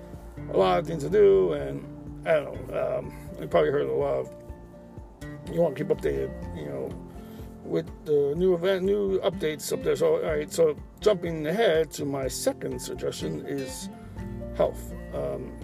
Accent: United States; as an American

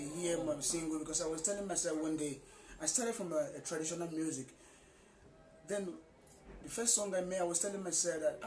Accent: Anambra, Nigeria; I'm from Nigeria

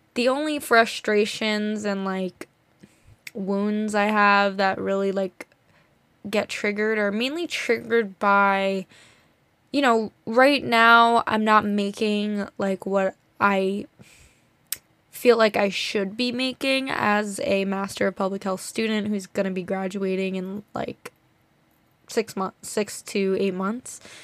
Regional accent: New Jersey, United States; we grew up in New Jersey, like, in a nice area

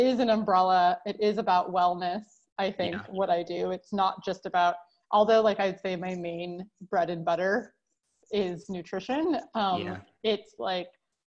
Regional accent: California, United States; I grew up in California

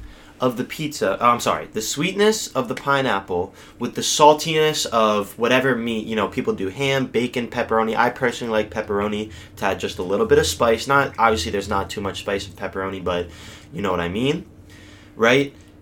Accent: Newtown, United States; There's this one place called Marco's in my hometown of Newtown.

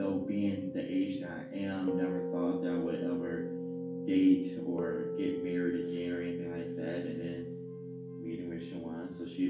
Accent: Chicago, Illinois, United States; Growing up in Chicago, I was not in a bad neighborhood or anything. I was in good neighborhoods

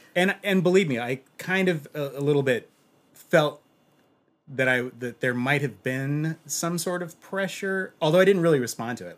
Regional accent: Los Angeles, California, United States; I'm from Los Angeles

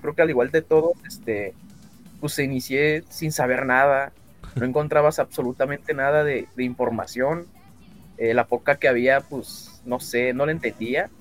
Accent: Mexico; tengo 24 años y, soy de México.

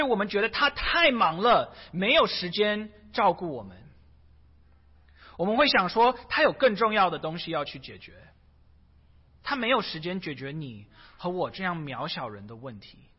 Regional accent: China; 逾越节是犹太人一年一次庆祝的，有一点像我们中国人庆祝过年的一样。

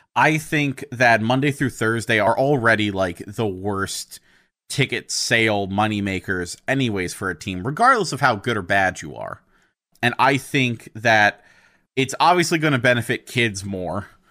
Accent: United States; I'm an American

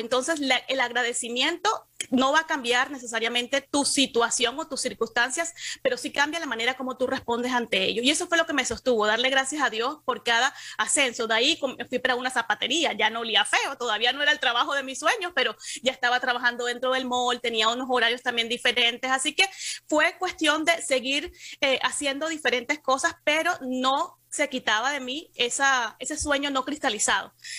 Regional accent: Cartagena, Bolívar, Colombia; moved away as an adult; now in Miami, United States; Yo soy de Cartagena, que es una ciudad pequeña

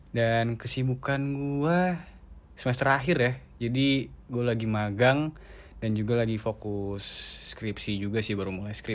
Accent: North Sumatra, Indonesia; Mungkin pertama itu uh, kampung halaman gue sih. Mm

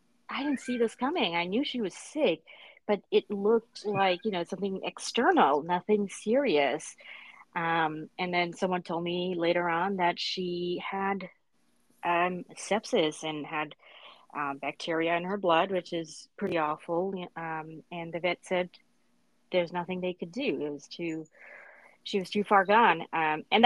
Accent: New York City, New York, United States; I grew up in Brooklyn. I wasn't born here, but I did grow up here

